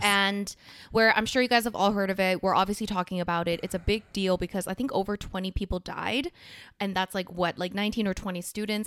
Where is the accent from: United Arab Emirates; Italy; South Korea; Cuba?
South Korea; now in Canada; I'm from Korea.